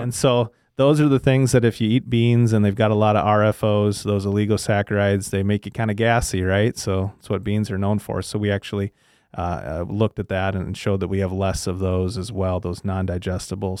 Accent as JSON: {"language": "English", "town": "Le Sueur", "region": "Minnesota", "country": "United States", "said": "I'm from Lesueur, Minnesota."}